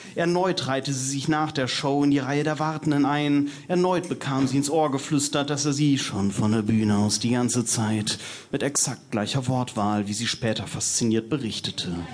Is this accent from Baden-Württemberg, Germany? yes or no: no; North Rhine-Westphalia, Germany; Ich bin Westfale und da reicht man sich zur Begrüßung und zum Abschied einfach die Hand